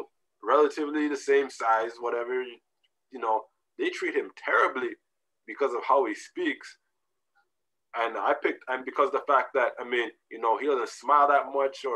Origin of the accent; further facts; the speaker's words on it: Canada; also born or lived in Jamaica; I came to Canada when I was, I don't know, two and a half